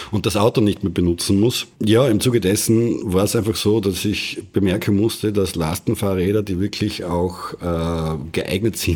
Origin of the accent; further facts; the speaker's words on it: Graz, Styria, Austria; im Umfeld von Graz oder in der Umgebung von Graz aufgewachsen